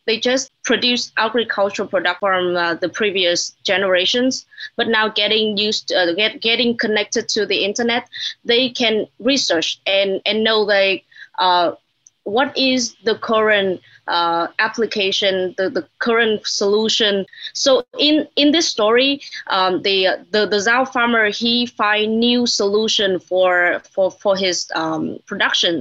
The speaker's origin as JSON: {"language": "English", "region": "Hanoi", "country": "Vietnam", "also_born_or_lived": "United States", "said": "I'm from Hanoi, the capital city of, uh, Vietnam"}